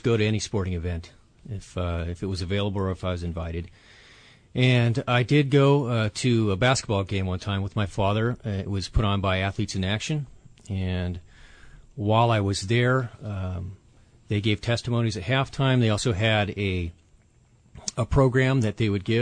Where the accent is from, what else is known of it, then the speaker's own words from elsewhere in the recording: Huntington Beach, California, United States; I grew up in Orange County, California, Southern California, Huntington Beach area